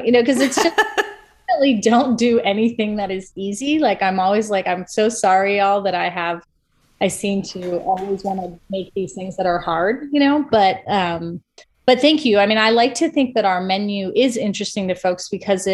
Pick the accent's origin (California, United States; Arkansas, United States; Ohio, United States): Ohio, United States; moved away as an adult; also born or lived in Iowa; now in Atlanta, United States; I grew up in Ohio.